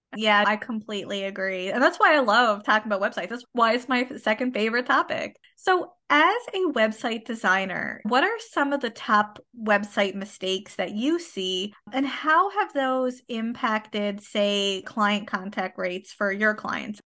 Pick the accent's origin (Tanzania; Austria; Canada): Canada; I am a Canadian social worker